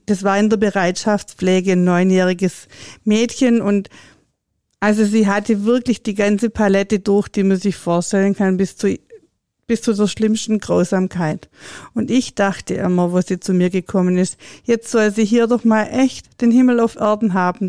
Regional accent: Swabia, Germany; bei uns im Schwabenland

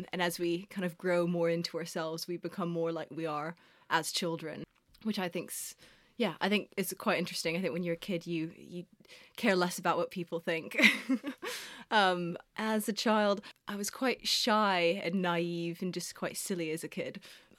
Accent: Prague, Czechia; moved away as an adult; now in London, United Kingdom; And I was born in London, actually. That's where my parents met. Lived here till I was 8 years old. And then we moved back to Prague, where my mom's from, and grew up, well, I guess the kind of my biggest years, from 8 to 18, I was in Prague.

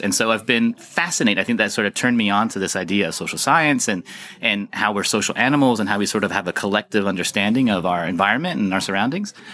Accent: United States; moved away as an adult; now in Copenhagen, Denmark; I'm an American, uh, engineer and social scientist

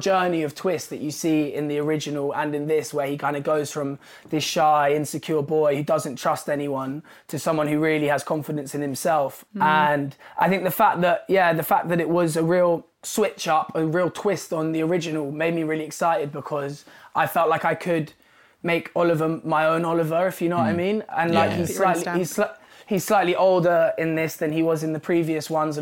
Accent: London, United Kingdom; I grew up in London and it's a place that I love and have been a part of my whole life.

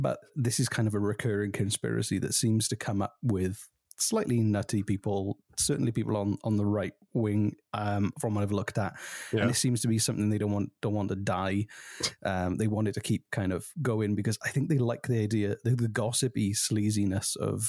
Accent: Cuba; I am Cuban. My brother is Canadian.

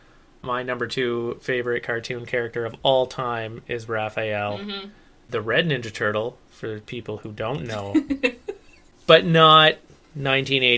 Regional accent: United States; I'm American

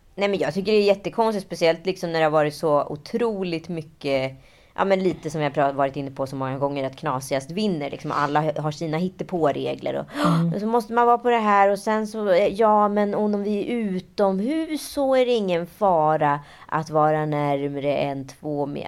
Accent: Stockholm, Stockholm County, Sweden; att jag var från Stockholm, att jag var från Sverige

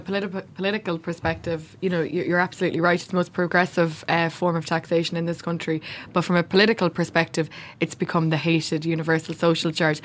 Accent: Louth, Leinster, Ireland; moved away as an adult; now in Dublin, Ireland; I'm from Louth.

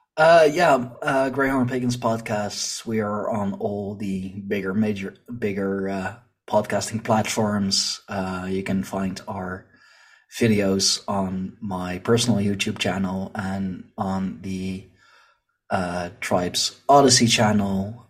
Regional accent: Leiden, South Holland, Netherlands; here in my, uh, in my hometown, um, our university, um, like they, they have a, a big history department, big history study, and we have the Museum of uh, Naturalis here

